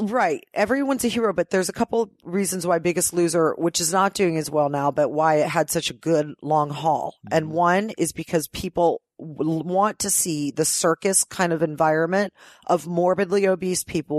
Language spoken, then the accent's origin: English; Ohio, United States; moved away as an adult; now in Los Angeles, United States; I've lived in LA longer than I lived in Ohio.